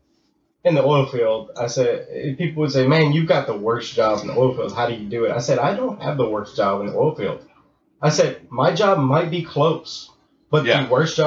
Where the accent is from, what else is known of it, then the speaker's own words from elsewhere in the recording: Sherrington, Louisiana, United States; I grew up in Sherrington.